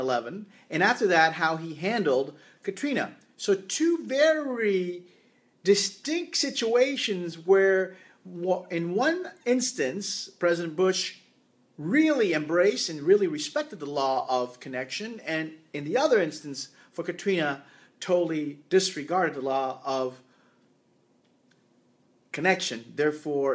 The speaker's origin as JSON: {"language": "English", "country": "Canada", "said": "I am from Canada."}